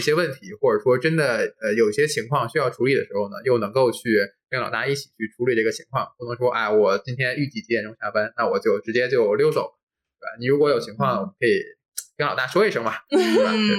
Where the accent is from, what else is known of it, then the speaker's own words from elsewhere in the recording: Shandong, China; 我是山东人